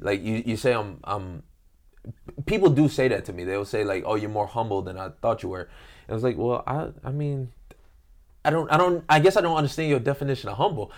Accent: Detroit, Michigan, United States; moved away; I grew up in Detroit

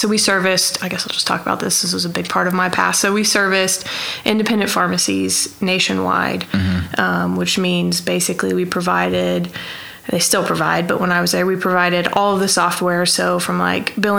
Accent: Oklahoma City, Oklahoma, United States; born and raised in Oklahoma City. So grew up South Oklahoma City, went to Westmore High School

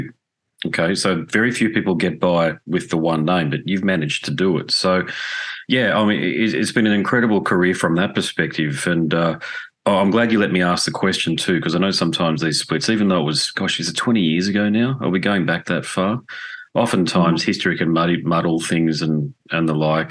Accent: Sydney, New South Wales, Australia; moved away; I'm from Sydney originally

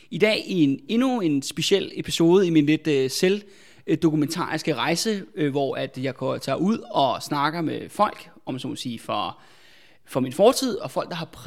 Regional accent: Albertslund, Capital Region of Denmark, Denmark; som folk også kan høre fra min dialekt, at jeg, jeg er jo fra Albertslund øh, oprindeligt.

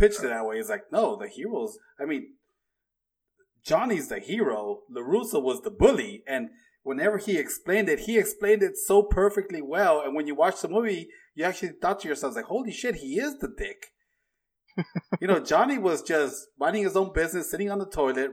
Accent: South Gate, California, United States; I grew up in SoCal.

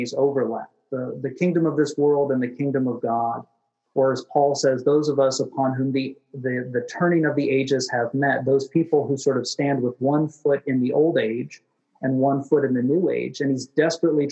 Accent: United States; as an American citizen

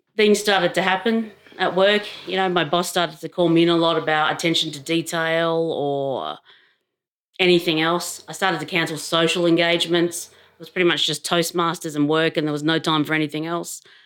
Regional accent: Adelaide, South Australia, Australia; moved away as an adult; now in Canberra, Australia; I grew up in Adelaide many, many years ago.

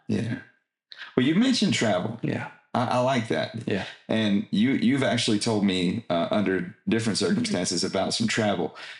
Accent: Texas, United States; I am an American and proud of it. I tell them I'm a Texan

